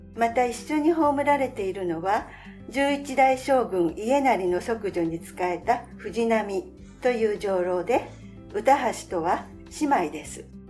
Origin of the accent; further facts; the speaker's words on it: Yokohama, Kanagawa, Japan; moved away as an adult; now in Meguro, Japan; 出身は横浜なんですけれども、で目黒に移ってからもう20年ぐらいになります